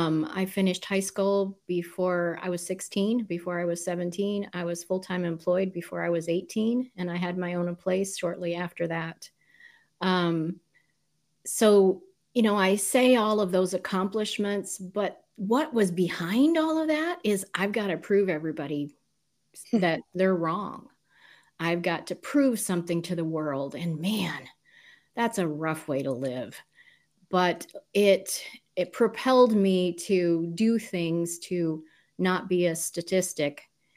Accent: Southern United States, United States; When you move about every 2 years of your childhood, you don't really know where you're from. But majority of it, I grew up in southern states. So I say I'm a southern girl.

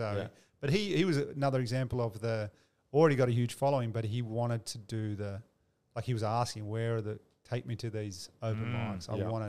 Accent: East Coast, United States; And I grew up in the East Coast and his dad is my dad's older brother.

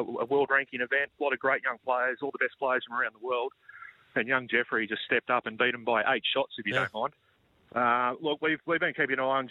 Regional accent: Australia; as an Australian golf fan who's been starved of action for a long time

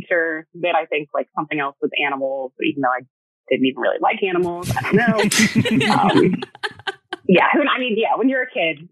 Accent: Peachtree City, Georgia, United States; moved away as an adult; also born or lived in Alabama / Virginia; now in Los Angeles, United States; when we were five, we moved to a small town called Peachtree City, Georgia. So I mostly grew up in Peachtree City.

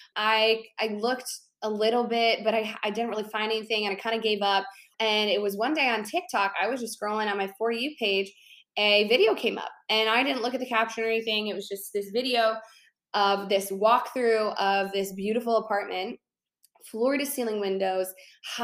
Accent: Chicago, Illinois, United States; moved away as an adult; my hometown, I grew up in Chicago

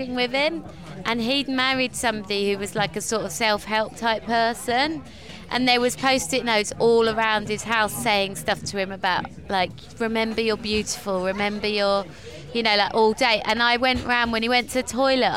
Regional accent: London, United Kingdom; I grew up in Stoke Newington

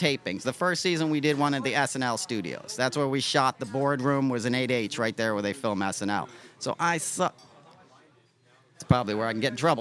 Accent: New York, United States; I grew up in New York

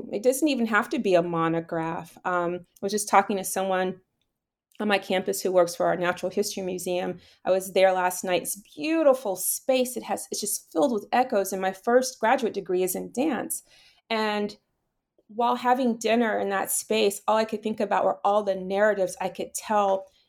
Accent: Miami, Florida, United States; the way in which I was raised in Miami, so, you know, have that Bahamian side.

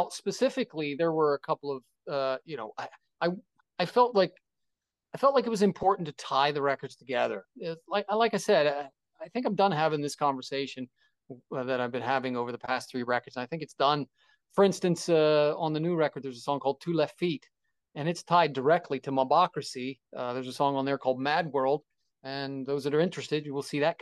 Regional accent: Philadelphia, Pennsylvania, United States; I'm from Philadelphia

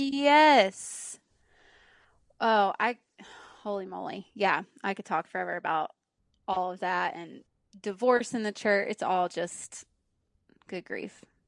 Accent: Pleasant Grove, Alabama, United States; moved away as an adult; also born or lived in Birmingham, Alabama; now in Nashville, United States; Alabama, born and raised.

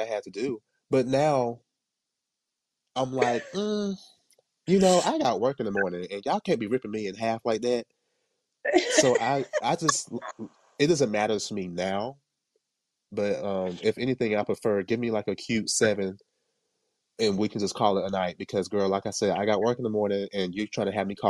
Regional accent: Jamaica; me being Jamaican

